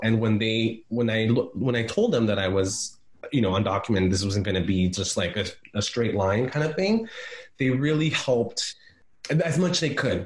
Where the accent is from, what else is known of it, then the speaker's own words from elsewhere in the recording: San Diego, California, United States; also born or lived in Guerrero, Mexico; now in San Francisco, United States; I grew up in San Diego and um, California. I'm a California boy